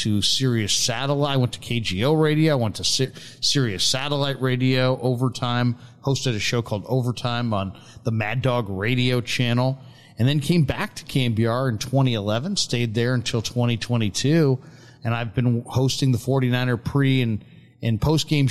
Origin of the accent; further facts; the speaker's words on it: San Francisco, California, United States; I grew up in San Francisco